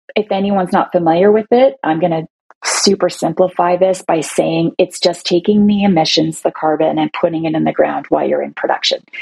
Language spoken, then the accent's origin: English; Toronto, Ontario, Canada; I'm from Toronto